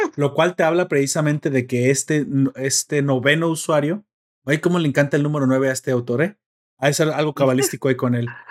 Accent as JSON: {"language": "Spanish", "country": "Mexico"}